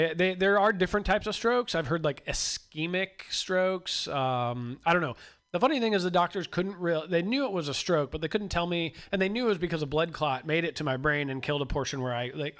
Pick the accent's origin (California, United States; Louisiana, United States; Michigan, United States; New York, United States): California, United States; Santa Rosa; now in Los Angeles, United States; I'm originally from Santa Rosa.